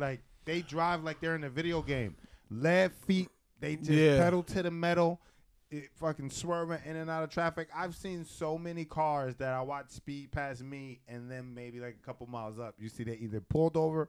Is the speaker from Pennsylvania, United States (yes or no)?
yes; Philadelphia, Pennsylvania, United States; now in New York, United States; I'm from Philly